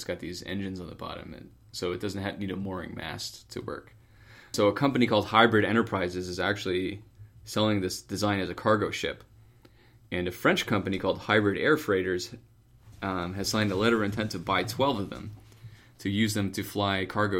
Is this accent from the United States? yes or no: no; United Kingdom; Being British, if you look at a picture of that one, it's called the Flying Bum.